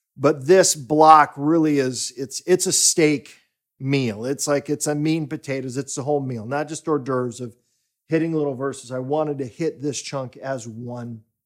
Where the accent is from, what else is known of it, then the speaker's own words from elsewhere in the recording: United States; now in Stockholm, Sweden; my home country, the U S